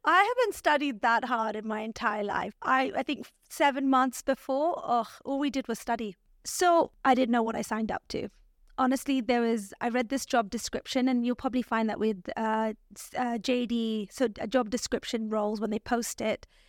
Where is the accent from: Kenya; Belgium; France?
Kenya; Nairobi; moved away as an adult; also born or lived in Canada / London, United Kingdom; I grew up in Nairobi, which is the capital city in Kenya.